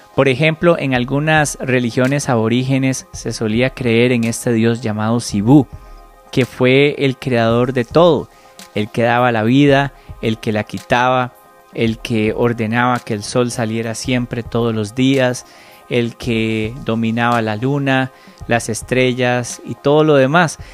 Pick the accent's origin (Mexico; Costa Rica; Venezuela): Costa Rica; yo nací en Costa Rica y por más feliz que yo me siento de haber nacido aquí, yo no escogí haber nacido acá.